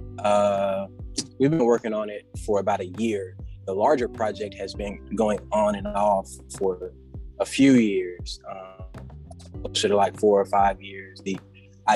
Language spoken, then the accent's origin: English; Anniston, Alabama, United States; I opened up my own recording studio in my hometown of Anniston, Alabama